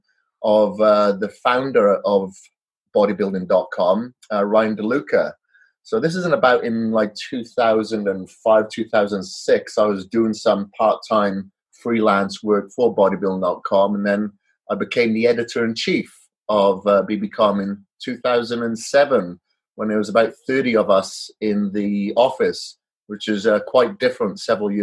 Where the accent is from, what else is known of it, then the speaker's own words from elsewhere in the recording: Wales, United Kingdom; now in United States; I'm from Wales originally. Now I'm residing in the U.S.